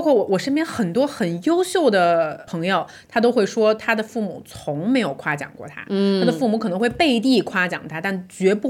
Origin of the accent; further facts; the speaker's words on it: China; 因为你知道咱中国女婿，